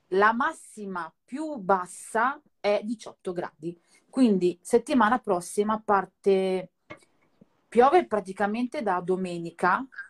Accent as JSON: {"language": "Italian", "area": "Naples", "region": "Campania", "country": "Italy", "moved": "yes", "lives_now": "Milan, Italy", "said": "vediamo Napoli dalle mie parti"}